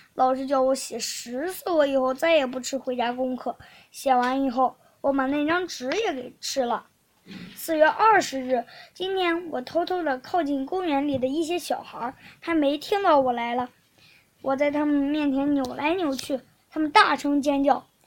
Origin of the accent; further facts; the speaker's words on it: Shandong, China; 我是来自山东的